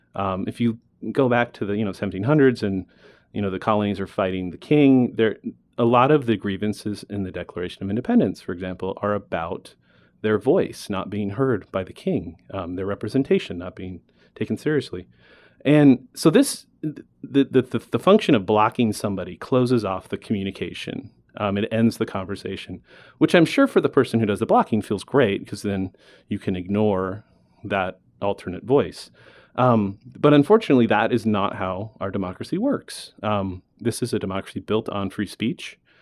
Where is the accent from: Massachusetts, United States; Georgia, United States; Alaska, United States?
Alaska, United States; now in Arizona, United States; I was born in Alaska. I moved to Arizona after years of vacationing here with my snowbird grandparents. Um, growing up in Alaska